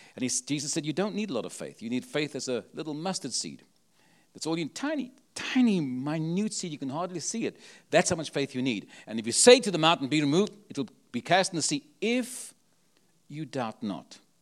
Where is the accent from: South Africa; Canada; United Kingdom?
South Africa; Cape Town, Western Cape; now in San Antonio, United States; I was born in Cape Town, South Africa